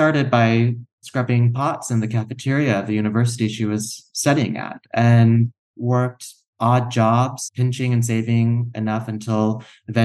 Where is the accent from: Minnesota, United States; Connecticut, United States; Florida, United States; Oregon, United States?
Florida, United States; Tallahassee; also born or lived in Shreveport, Louisiana / South Korea; now in Los Angeles, United States; I grew up in Tallahassee, Florida, right in the Panhandle